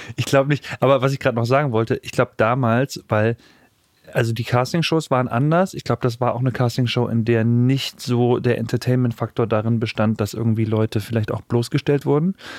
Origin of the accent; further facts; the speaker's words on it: Weimar, Thuringia, Germany; ich bin in Weimar aufgewachsen